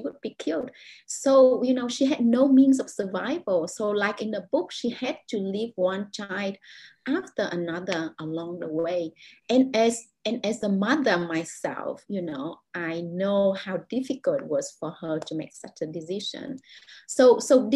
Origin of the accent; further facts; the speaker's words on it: Vietnam; English is a second language; moved away as an adult; now in Jakarta, Indonesia; I spent, most of my life in Vietnam